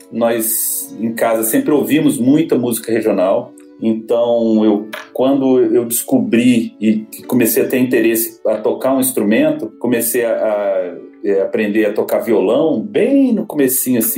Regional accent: Brasília, Federal District, Brazil; nasci em Brasília

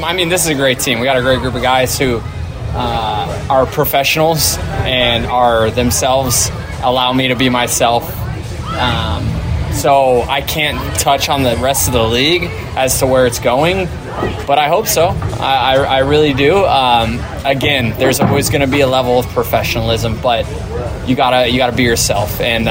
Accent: Tampa, Florida, United States; Yeah, I think more. Just so it's my hometown, you know, there's a lot. There was a lot of people supporting me

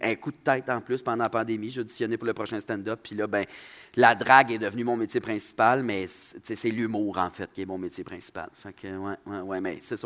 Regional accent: Saguenay, Quebec, Canada; accent: Saguenayen; also born or lived in Saint-Jean-sur-Richelieu; mon accent de Saguenayen

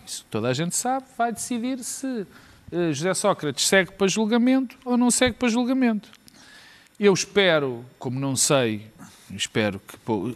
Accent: Porto, Norte, Portugal; a terra onde eu nasci, que é a cidade do Porto

